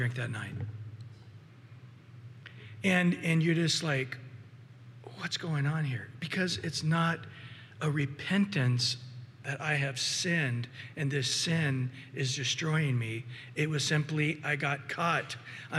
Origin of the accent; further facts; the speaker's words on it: Central Valley, California, United States; I grew up with a lot of frogs in the valley, in the Central Valley where I grew up in California